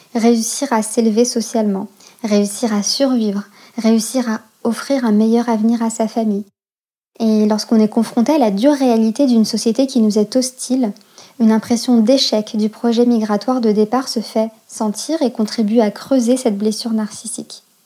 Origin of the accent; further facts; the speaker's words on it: France; also born or lived in Algeria; je suis née en France, de parents nés au Maroc et en Algérie, et arrivée en France au milieu des années quatre-vingts. Après ma naissance, nous avons vécu quelques années en Algérie, puis sommes revenus en France au début des années quatre-vingt-dix